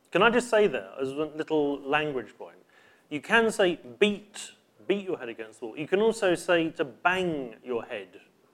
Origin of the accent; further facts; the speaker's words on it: United Kingdom; We are British